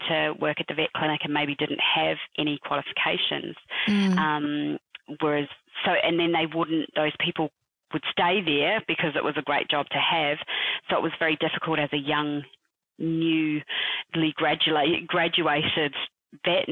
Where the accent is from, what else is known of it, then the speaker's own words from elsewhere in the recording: New Zealand; moved away as an adult; also born or lived in United Kingdom; now in Perth, Australia; I am originally from New Zealand. I am now currently living in Perth.